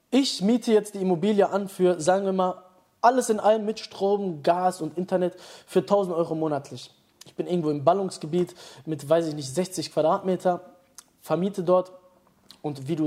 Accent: Dortmund, North Rhine-Westphalia, Germany; ich komme aus Dortmund, da gibt es viele Leute, die immer dieses schnell denken haben

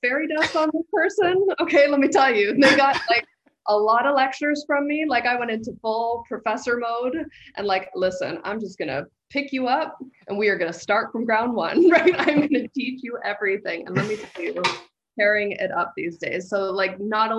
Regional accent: London, Ontario, Canada; moved away as an adult; also born or lived in Toronto; I had the great misfortune of growing up in London, Ontario.

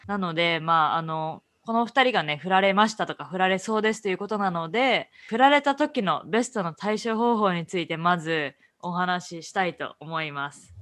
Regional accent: Japan; moved away as an adult; also born or lived in Canada / United States; now in Boston, United States; 純ジャパ

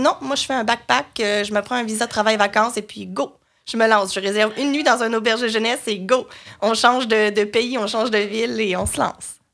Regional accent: Joliette, Quebec, Canada; moved away as an adult; also born or lived in Sherbrooke, Canada; now in Montreal, Canada; je viens de Joliette dans la naudière qui est un peu au nord euh, de Montréal.

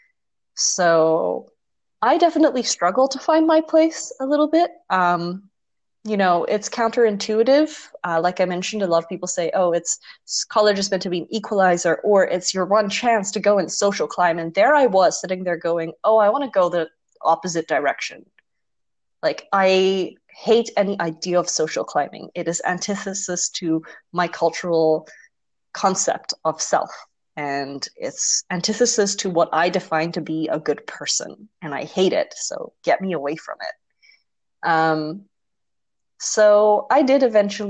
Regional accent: Netherlands; growing up in Holland

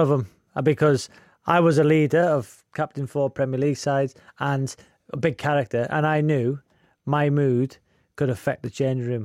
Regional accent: Wrexham, Wales, United Kingdom; that kid growing up in Wrexham

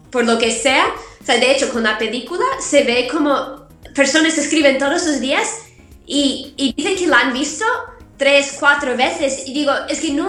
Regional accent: United States; now in Spain; Yo soy de Estados Unidos.

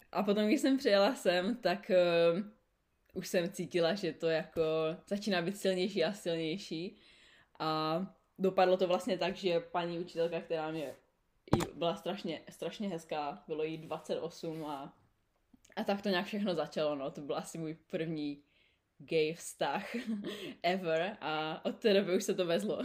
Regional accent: Czechia; moved away as an adult; also born or lived in Canada / New Zealand; now in Sydney, Australia; jsme my Češi, když tam máme půl roku zimu

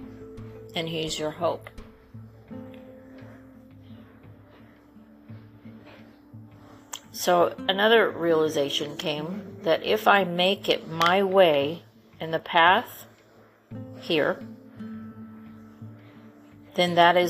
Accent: California, United States; moved away; I grew up in California

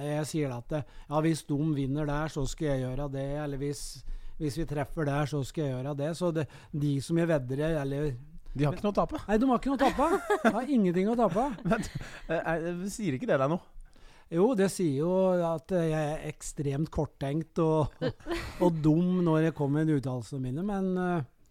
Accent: Kongsvinger, Innlandet, Norway; moved away; also born or lived in Elverum / Gjøvik; jeg er født og oppvokst på Kongsvinger

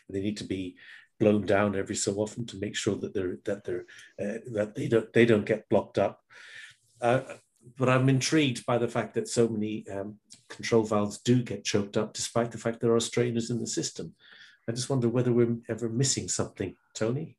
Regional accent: England, United Kingdom; moved away

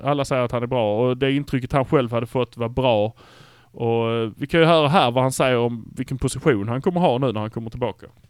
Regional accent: Malmö, Skåne, Sweden; vi är från Malmö

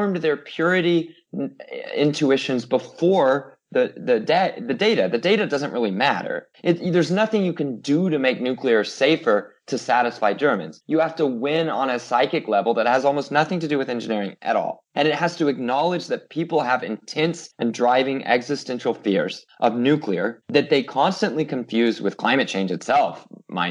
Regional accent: United States; being an American

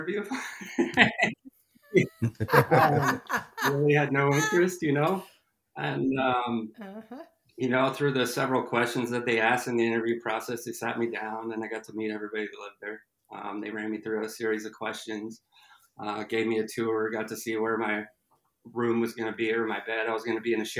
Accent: Kitsap County, Washington, United States; I'm born and raised in Kitsap County

